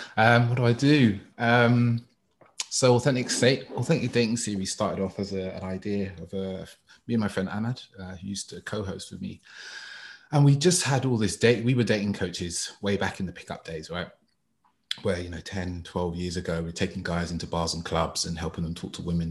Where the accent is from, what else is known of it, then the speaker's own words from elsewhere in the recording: London, United Kingdom; I grew up in East London all my life